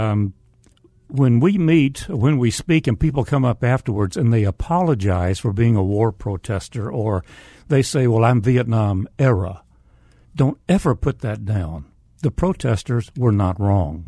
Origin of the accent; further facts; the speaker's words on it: the South, United States; accent: Southern; spoke with a Southern accent